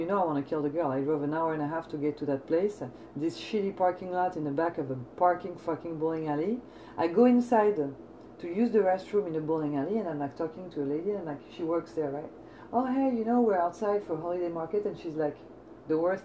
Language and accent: English; France; now in United States; I'm coming from France